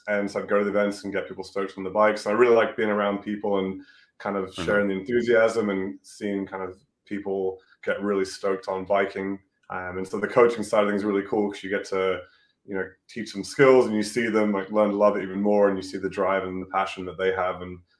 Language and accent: English; England, United Kingdom; also born or lived in Whistler, British Columbia; now in United States; I'm just originally from England, but I've been in the States about 11 years now, I think.